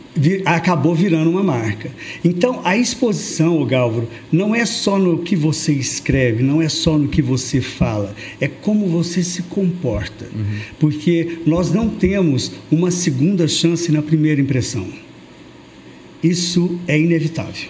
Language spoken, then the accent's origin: Portuguese; Uberlândia, Minas Gerais, Brazil; eu nasci em Uberlândia, faço parte de 18% da sociedade tradicional de Uberlândia